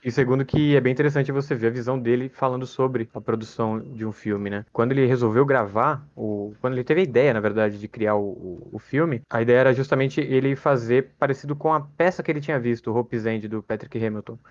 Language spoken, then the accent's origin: Portuguese; Brazil; o nosso país é muito grande